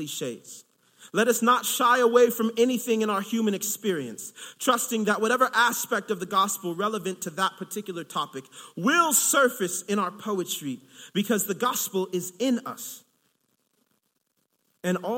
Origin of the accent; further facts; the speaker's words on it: Long Beach, California, United States; moved away as an adult; also born or lived in Chicago; I'm originally from California